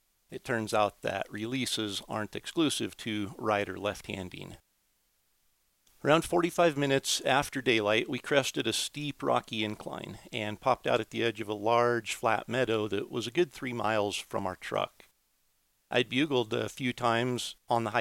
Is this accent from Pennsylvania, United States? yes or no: no; Idaho, United States; here in my home state of Idaho